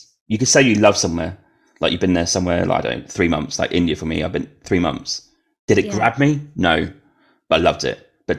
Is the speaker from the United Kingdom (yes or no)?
yes; Norwich, East of England, United Kingdom; But yeah, where I grew up in Norwich, it's incredibly white. I think it's actually one of the whitest cities in UK.